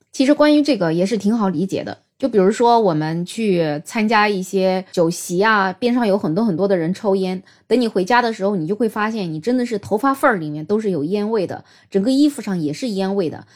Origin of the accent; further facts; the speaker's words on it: China; 我们中国人的烹饪习惯，喜欢油炸呀，喜欢在高温的情况下炒菜呀